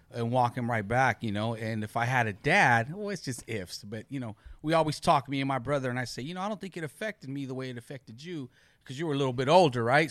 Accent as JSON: {"language": "English", "town": "Long Beach", "region": "California", "country": "United States", "tie": "born or raised there", "said": "I grew up in Long Beach, born and raised."}